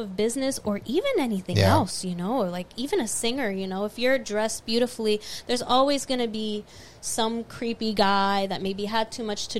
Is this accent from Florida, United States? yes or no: yes; Florida, United States; I'm from Florida